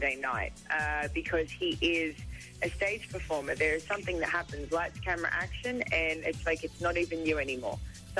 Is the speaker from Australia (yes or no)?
yes; Australia; Being Australian